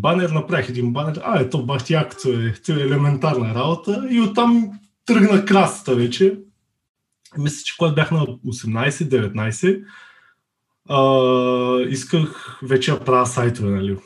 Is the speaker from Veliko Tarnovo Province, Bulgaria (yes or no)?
yes; Veliko Tarnovo, Veliko Tarnovo Province, Bulgaria; moved away as an adult; now in Burgas, Bulgaria; От Велико Търново съм, но живея в Бургас